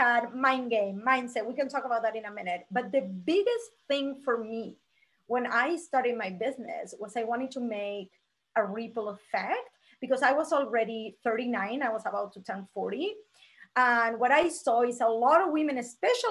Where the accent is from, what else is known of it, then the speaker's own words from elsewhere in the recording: Argentina; moved away as an adult; now in Las Vegas, United States; I'm originally from Argentina